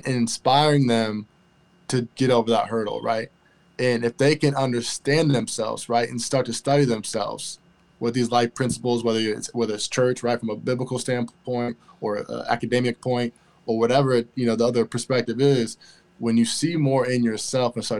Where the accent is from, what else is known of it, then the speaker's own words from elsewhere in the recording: Elkhart, Indiana, United States; I'm originally from Elkhart, Indiana, which is right down the street from South Bend